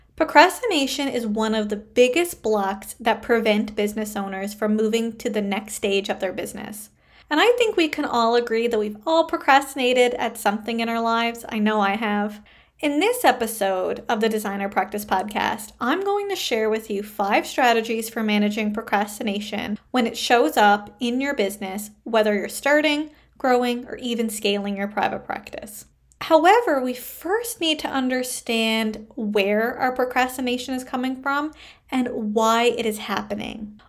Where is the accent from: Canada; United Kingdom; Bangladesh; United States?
Canada; I am a Canadian social worker